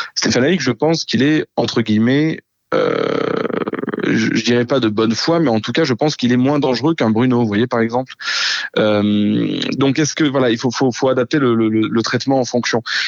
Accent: Marseille, Provence-Alpes-Côte d'Azur, France; je suis marseillais

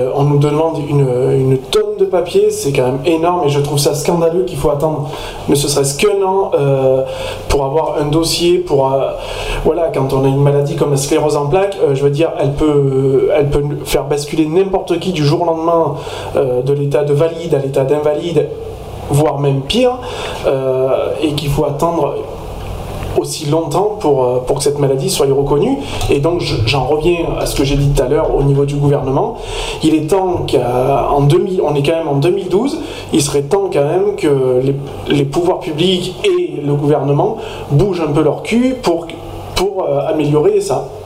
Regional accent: Sisteron, Provence-Alpes-Côte d'Azur, France; moi je suis de Cisteron

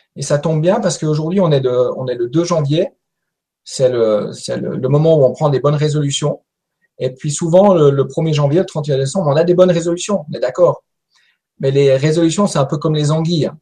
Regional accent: Valais, Switzerland; je viens de Suisse. Je suis un petit Suisse qui vient du Valais

